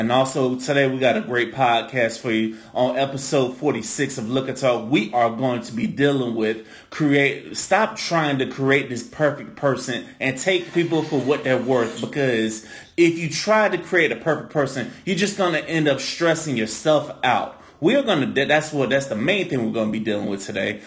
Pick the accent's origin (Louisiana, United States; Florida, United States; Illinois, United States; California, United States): Florida, United States; St. Petersburg; also born or lived in Tampa; I'm from St. Pete